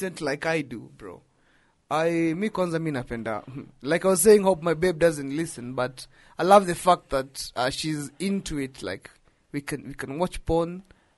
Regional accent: Kenya; I am a Kenyan

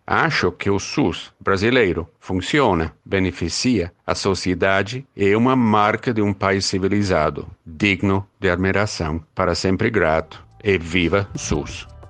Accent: England, United Kingdom; Portuguese is a second language; moved away as an adult; also born or lived in Ecuador; now in Brazil; Nasci na Inglaterra, no Reino Unido, em 1956

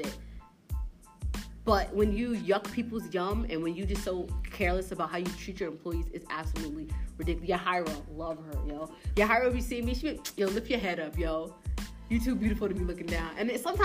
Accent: Bridgeport, Connecticut, United States; I'm from Bridgeport, born and raised in Bridgeport

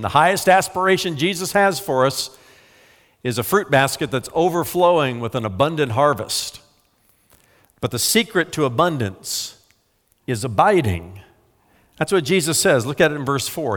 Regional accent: United States; I'm an American

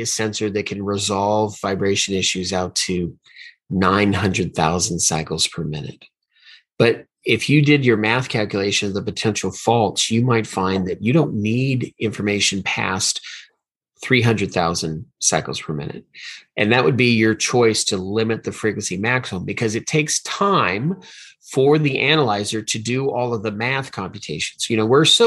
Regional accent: Hawaii, United States; I was born in Hawaii, so I learned a lot about volcanoes when I was a kid

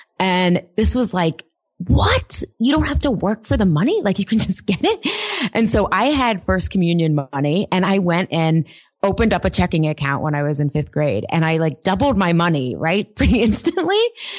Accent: Pittsburgh, Pennsylvania, United States; So I grew up, Pittsburgh is a very blue collar working town. My parents were city school teachers. We were very solidly middle class.

